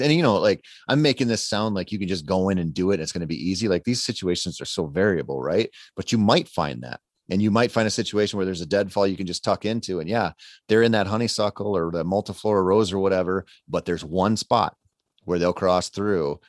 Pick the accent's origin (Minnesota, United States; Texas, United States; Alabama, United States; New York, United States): Minnesota, United States; I grew up in Minnesota